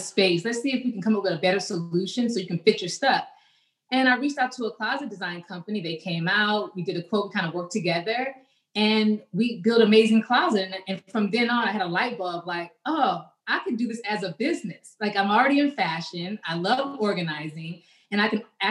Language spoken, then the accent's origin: English; Los Angeles, California, United States; moved away as an adult; also born or lived in Miami; I'm originally from Los Angeles. That's where I grew up. I was raised. And I moved to Miami in my 20s